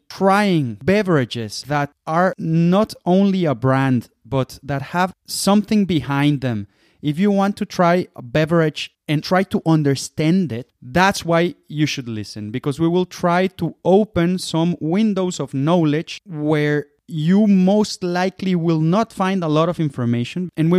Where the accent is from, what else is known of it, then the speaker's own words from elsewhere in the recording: Jalisco, Mexico; moved away as an adult; now in Germany; I'm from Mexico. I am an agave distilled passionate. I grew up in tequila land. Now I am here in Germany